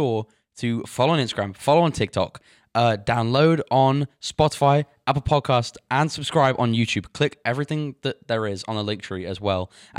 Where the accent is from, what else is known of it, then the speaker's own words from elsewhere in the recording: England, United Kingdom; now in United States; I'm from England. The second day I moved to America, me and my family